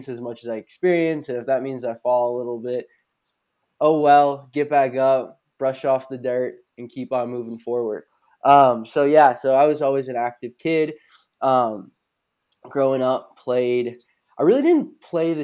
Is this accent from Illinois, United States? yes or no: yes; Geneva, Illinois, United States; born or raised there; also born or lived in Naperville, Illinois / Glen Ellyn, Illinois